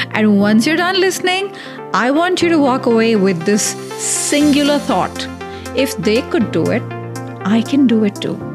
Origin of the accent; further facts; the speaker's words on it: India; we're both Indian, but we don't speak the same language.